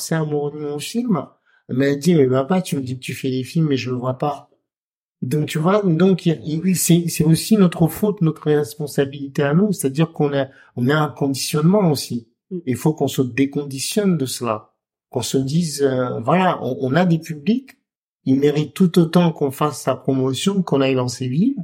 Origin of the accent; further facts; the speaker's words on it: Comoros; chez nous, au Comores